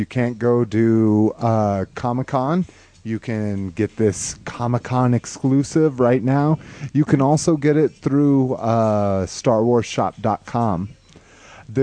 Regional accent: New Mexico, United States; moved away; growing up in New Mexico

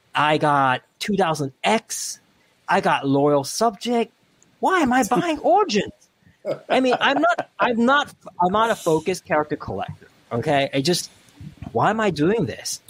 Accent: Hong Kong; moved away; where I come from Hong Kong

